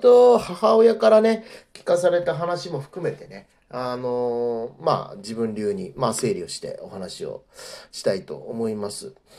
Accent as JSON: {"language": "Japanese", "town": "Kure", "region": "Hiroshima", "country": "Japan", "tie": "born or raised there", "moved": "yes", "said": "僕の生まれたね、広島県の、まあ、あの、呉市という、あの、えー、市の、えー、またさらにね、えっ、ー、と、新潟町というね、あの、小さな町の、え出身"}